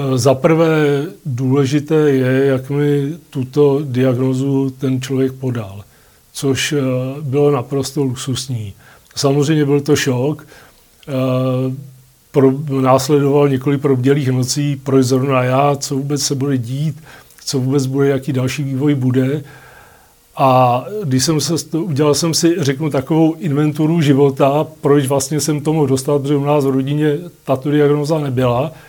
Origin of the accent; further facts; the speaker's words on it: Litoměřice, Ústí nad Labem Region, Czechia; jsem z Litoměřic